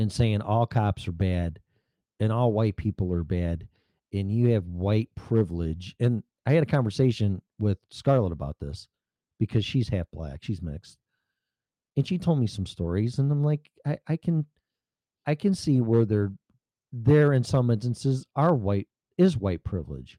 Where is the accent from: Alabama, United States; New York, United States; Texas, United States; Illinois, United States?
Illinois, United States; moved away; I'm from Illinois